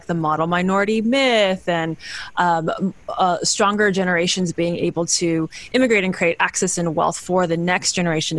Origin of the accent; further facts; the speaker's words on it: Bay Area, California, United States; also born or lived in Kenya / Zambia; I am a third generation Chinese American, born and raised in the Bay Area